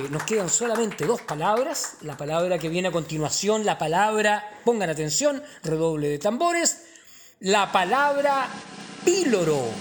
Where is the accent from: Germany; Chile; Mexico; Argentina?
Chile; Usted sabe, yo soy chileno, así que no, y soy popular